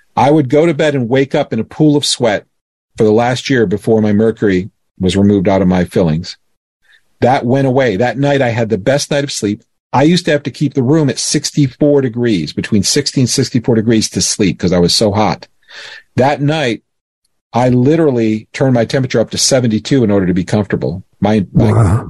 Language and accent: English; Florida, United States; I grew up in Florida